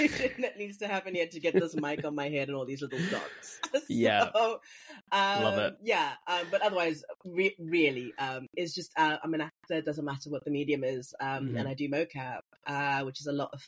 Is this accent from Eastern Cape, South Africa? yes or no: yes; Port Elizabeth, Eastern Cape, South Africa; also born or lived in Mpumalanga; I grew up in Port Elizabeth, mainly